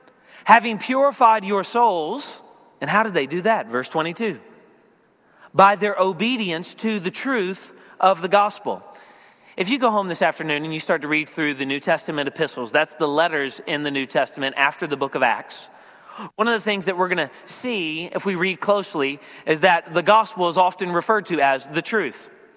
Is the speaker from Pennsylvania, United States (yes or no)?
yes; Philadelphia, Pennsylvania, United States; I'm from the Philadelphia area